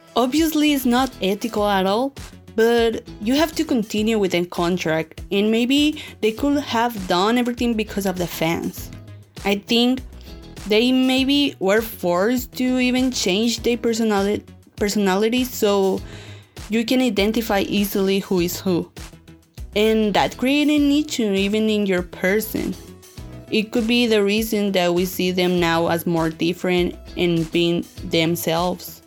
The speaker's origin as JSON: {"language": "English", "town": "Hermosillo", "region": "Sonora", "country": "Mexico", "said": "I'm from Hermosillo, Sonora, Mexico, and I'm 21 years old"}